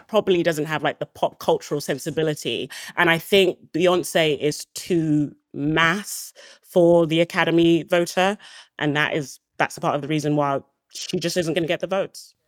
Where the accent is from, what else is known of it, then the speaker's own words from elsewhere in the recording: Nigeria; I'm Nigerian